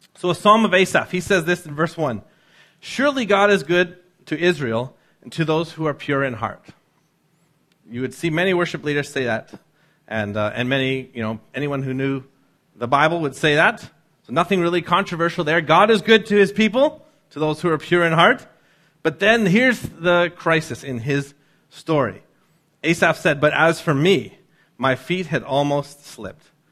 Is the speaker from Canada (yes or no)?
yes; North Vancouver, British Columbia, Canada; growing up in North